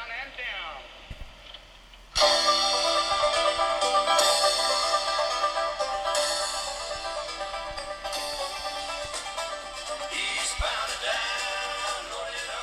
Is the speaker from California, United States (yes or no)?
no; Florida, United States; I'm from Florida